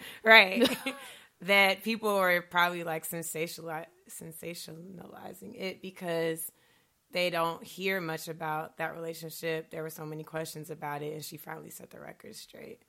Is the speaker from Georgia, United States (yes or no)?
yes; Stone Mountain, Georgia, United States; moved away as an adult; now in Chicago, United States; I'm from Stone Mountain originally, too. I actually went to high school with his brother